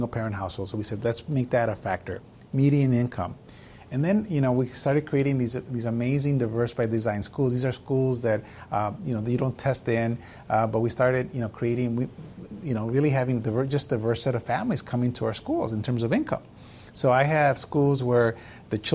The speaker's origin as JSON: {"language": "English", "town": "Chicago", "region": "Illinois", "country": "United States", "tie": "born or raised there", "also_born_or_lived": "Mexico", "moved": "as an adult", "lives_now": "San Antonio, United States", "said": "a child who grew up in poverty from Mexico, growing up in Chicago."}